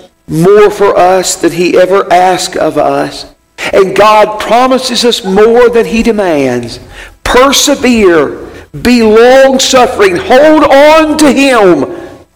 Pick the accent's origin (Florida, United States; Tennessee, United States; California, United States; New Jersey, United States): Tennessee, United States; Dickson; my hometown of Dixon, Tennessee